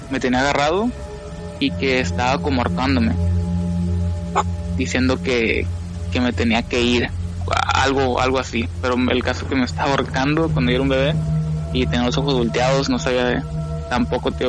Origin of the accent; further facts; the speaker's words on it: California, United States; born there; cuando yo nací, yo nací en California.